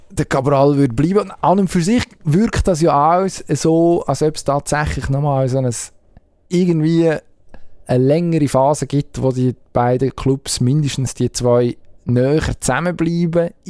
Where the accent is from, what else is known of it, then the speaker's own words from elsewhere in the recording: Zurich, Switzerland; Und als Zürcher würde ich jetzt zum Beispiel fragen, ja, Spitzenspiel geht es eigentlich noch.